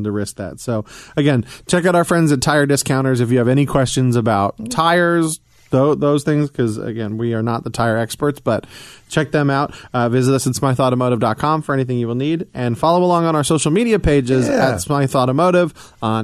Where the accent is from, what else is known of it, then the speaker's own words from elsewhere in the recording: Atlanta, Georgia, United States; moved away as an adult; also born or lived in New York; now in Midwest, United States; spending the majority of my years down in Atlanta